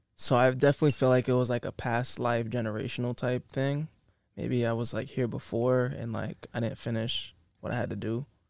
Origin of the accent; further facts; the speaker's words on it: Massachusetts, United States; moved away as an adult; now in Los Angeles, United States; people in my hometown, you know what I'm saying? 508